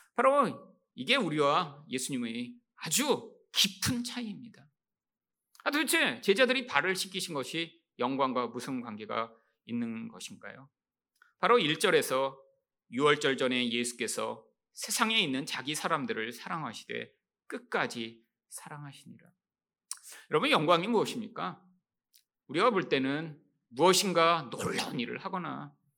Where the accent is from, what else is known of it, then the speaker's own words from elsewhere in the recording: South Korea; 한국에서 태어나서